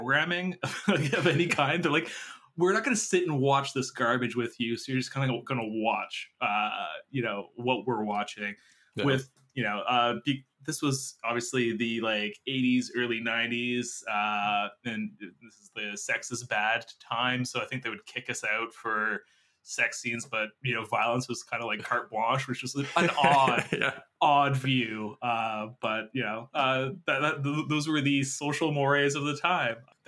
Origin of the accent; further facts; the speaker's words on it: Canada; We're Canadian